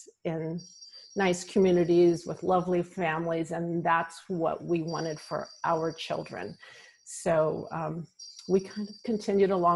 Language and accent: English; Downey, California, United States; I grew up in Downey, California. It's a suburb of Los Angeles